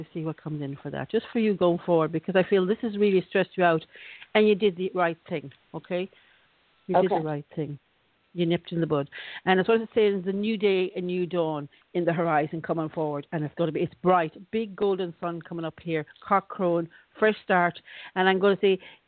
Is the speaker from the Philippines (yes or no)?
no; Ireland; also born or lived in Florida; I used to grow up as a kid in Ireland